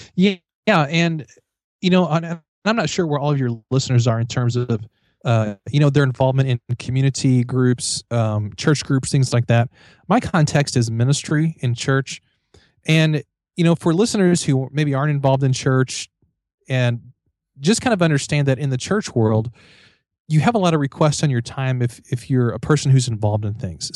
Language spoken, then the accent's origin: English; Missouri, United States; I'm from Missouri